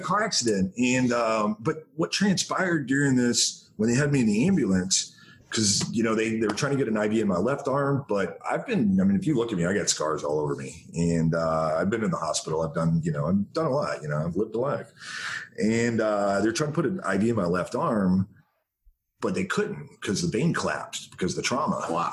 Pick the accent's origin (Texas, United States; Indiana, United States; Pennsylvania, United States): Texas, United States; Denison; they drove over so i could be born in denison texas